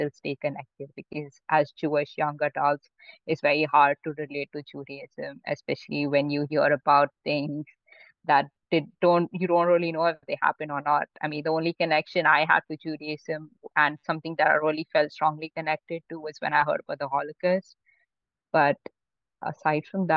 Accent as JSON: {"language": "English", "town": "Mumbai", "region": "Maharashtra", "country": "India", "tie": "born or raised there", "also_born_or_lived": "Pune", "said": "I grew up in Mumbai, my whole family did"}